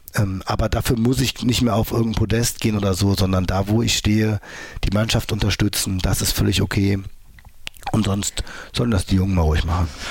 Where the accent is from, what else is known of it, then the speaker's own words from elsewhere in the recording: Mönchengladbach, North Rhine-Westphalia, Germany; Und wir haben bei uns in Mönchengladbach Fußball gespielt. Da war ich so 17 oder so